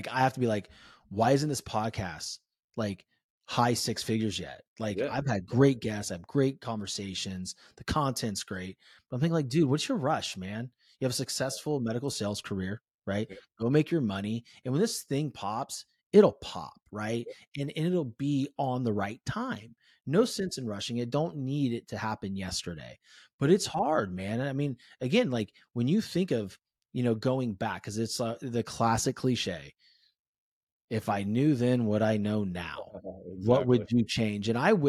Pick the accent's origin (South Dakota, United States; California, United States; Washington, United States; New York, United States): California, United States; I'm originally from the Bay Area in California. So, you know, I mean, talk about fast paced living.